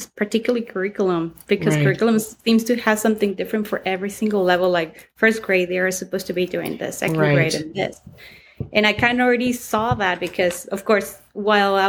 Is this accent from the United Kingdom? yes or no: no; Mexico; English is a second language; now in El Paso, United States; I'm from El Paso, Texas. Actually, it was raised in Mexico.